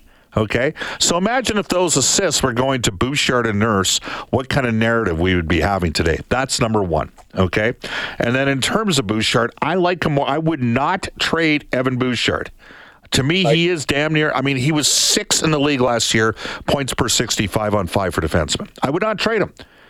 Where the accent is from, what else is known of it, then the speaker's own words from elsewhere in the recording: Edmonton, Alberta, Canada; I'm from Edmonton.